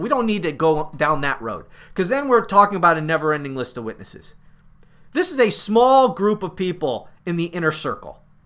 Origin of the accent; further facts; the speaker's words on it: United States; I'm an American.